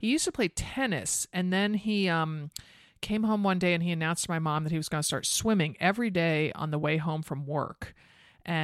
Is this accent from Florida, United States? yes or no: no; Connecticut, United States; I grew up outside of Manhattan in Connecticut